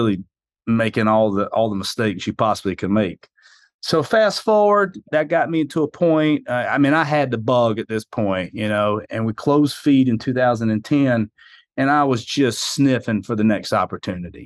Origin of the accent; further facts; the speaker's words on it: South Carolina, United States; accent: hillbilly; moved away as an adult; also born or lived in New York; I'm originally from South Carolina. That would explain this hillbilly accent I have